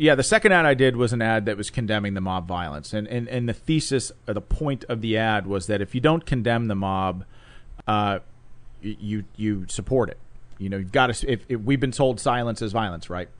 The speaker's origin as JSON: {"language": "English", "town": "Pittsburgh", "region": "Pennsylvania", "country": "United States", "tie": "born or raised there", "said": "came back to Pittsburgh, which is where I was born and raised"}